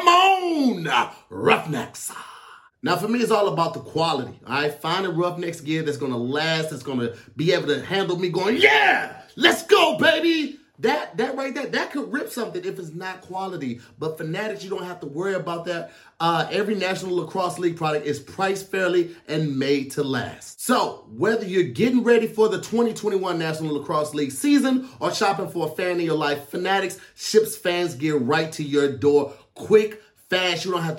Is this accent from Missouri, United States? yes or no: yes; St. Louis, Missouri, United States; I didn't have a lot of experience growing up in St. Louis around it.